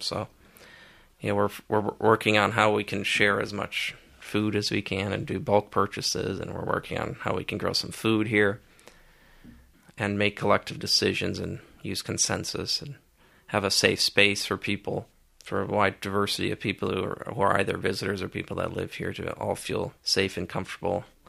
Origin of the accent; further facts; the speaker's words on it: Stillwater, Minnesota, United States; now in Eau Claire, United States; growing up in Stillwater, where the neighborhood I lived in was built around the eighteen seventies and eighteen eighties